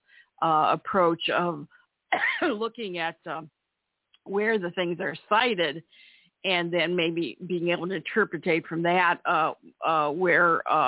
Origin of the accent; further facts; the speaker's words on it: Cleveland, Ohio, United States; When I was growing up in Cleveland, I had when I was in high school